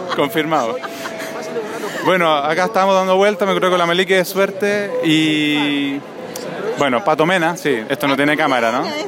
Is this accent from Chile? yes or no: yes; Chile; accent: Chilean; moved away as an adult; now in Spain; he logrado conservar mi acento chileno